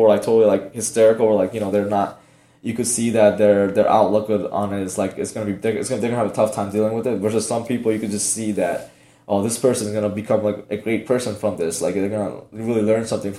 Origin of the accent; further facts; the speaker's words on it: Miami, Florida, United States; Like I said, growing up in Miami, like parents didn't have much. We never went on vacation and whatnot.